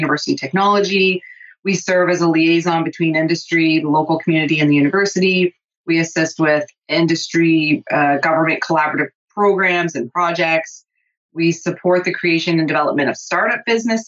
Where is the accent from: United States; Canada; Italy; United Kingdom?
Canada; southernmost tip of Ontario; moved away as an adult; now in Thunder Bay, Canada; I'm not originally from Thunder Bay. I'm from the southernmost tip of Ontario. So I moved here to go to school